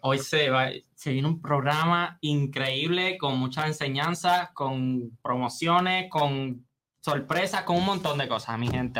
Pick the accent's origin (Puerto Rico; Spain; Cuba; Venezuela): Puerto Rico; cómo somos los puertorriqueños